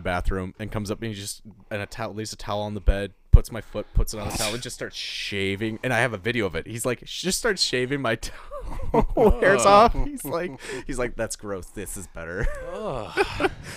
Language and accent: English; Edina, Minnesota, United States; I grew up in Edina